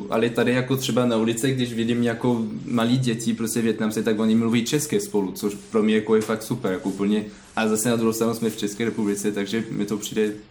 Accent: Caen, Normandy, France; Czech is a second language; now in Plzeň, Czech Republic; A pak nemluvím česky, jsem francouz a, a tak dám prostě, no. {S1} Odkud ve Francii pocházíte? {S2} Z Kán.

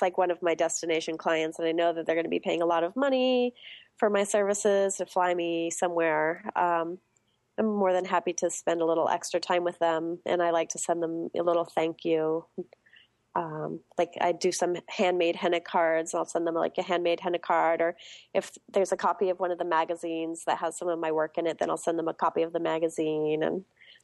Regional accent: California, United States; I'm Californian

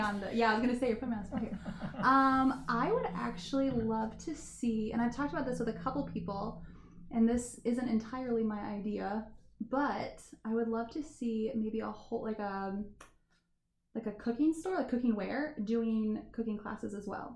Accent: Warsaw, Indiana, United States; also born or lived in Germany; I am from Warsaw, Indiana. Um, I grew up in the Dells, actually, which is just right by the airport. Born and raised.

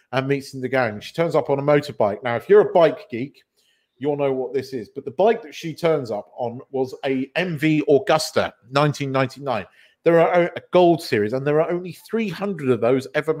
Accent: United Kingdom; being a British person

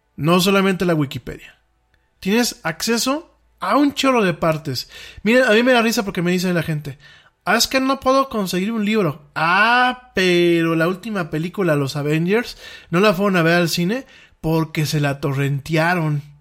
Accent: Mexico; aquí en mi país

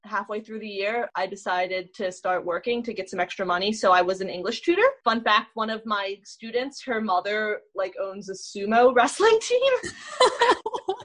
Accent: New Jersey, United States; now in Los Angeles, United States; I'm from New Jersey

